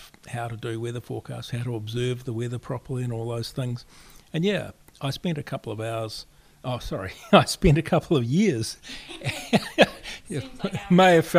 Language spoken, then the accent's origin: English; Springfield, Canterbury, New Zealand; now in Wellington, New Zealand; I grew up in the very middle of the South Island in central Canterbury, a little village called Springfield